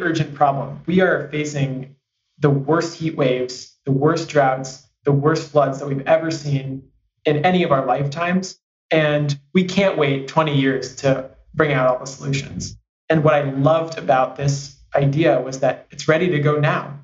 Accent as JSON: {"language": "English", "town": "San Francisco", "region": "California", "country": "United States", "tie": "born or raised there", "said": "I grew up in San Francisco"}